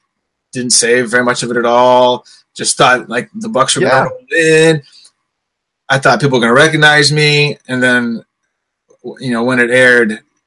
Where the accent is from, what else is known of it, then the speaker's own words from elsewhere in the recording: St. Louis, Missouri, United States; One of my favorite funny things, people, when people come to town, I'm from St. Louis.